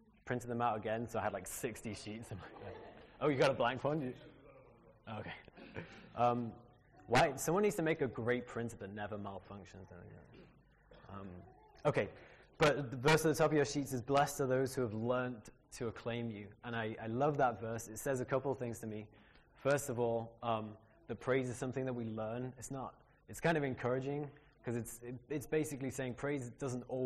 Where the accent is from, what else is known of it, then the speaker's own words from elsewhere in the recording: Liverpool, North West England, United Kingdom; moved away as an adult; also born or lived in United States; grew up in Liverpool in a great Christian family